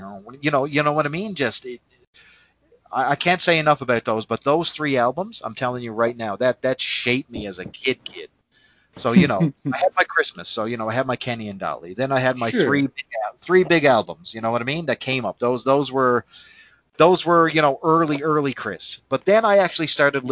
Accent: Canada; accent: Canadian; I'm a Canadian guy, and it's no secret, you can tell by my accent

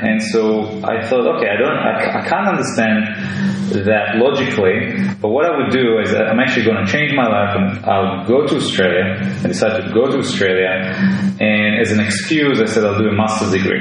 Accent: Israel; I was born in Israel

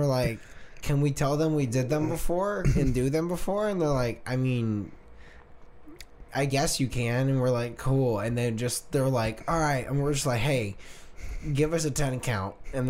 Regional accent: Tennessee, United States; Yeah, we're from Tennessee.

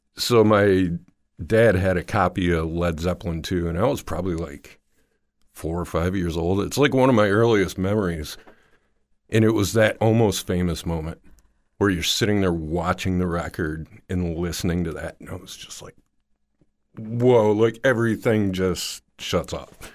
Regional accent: Dearborn, Michigan, United States; Dearborn, Michigan

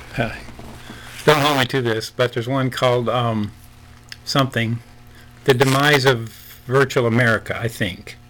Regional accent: Nebraska, United States; I grew up in mostly in Nebraska

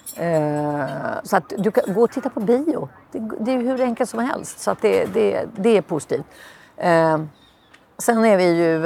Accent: Sweden; moved away as an adult; now in Lisbon, Portugal

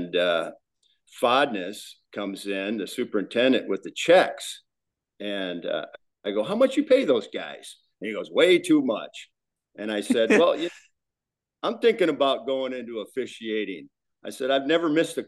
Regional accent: Watertown, South Dakota, United States; I'm originally from Watertown

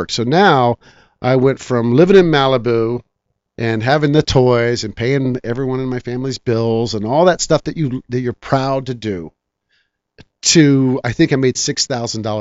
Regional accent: Guam; also born or lived in Japan; I think that's because I was raised in Japan. I was raised in Guam. I had a lot of friends that didn't speak English

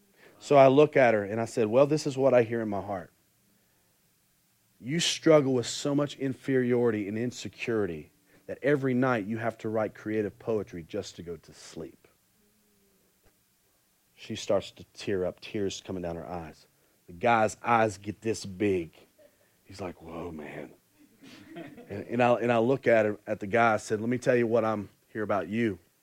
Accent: Concord, North Carolina, United States; I'm from Concord, Charlotte area.

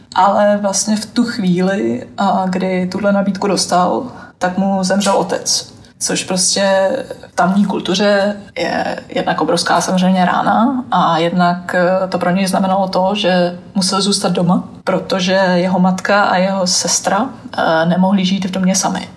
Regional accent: Czechia; now in Oman; odkud jsem, tak jsem říkal, že z Česka

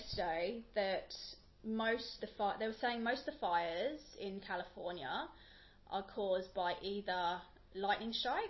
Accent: England, United Kingdom; moved away as an adult; now in Australia; I am English

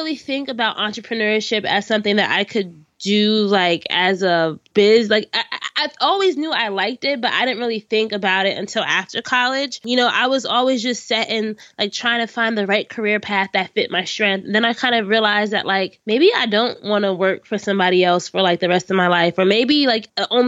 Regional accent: Orange, New Jersey, United States; my hometown of Orange, New Jersey

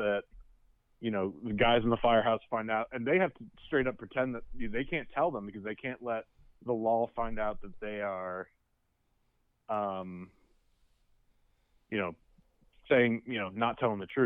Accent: Bucks County, Pennsylvania, United States; not that we grew up here in Bucks County

